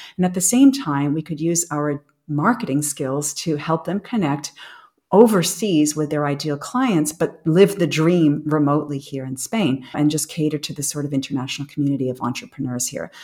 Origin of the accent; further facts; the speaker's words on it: United States; moved away as an adult; now in Europe; I'm American. I feel very American.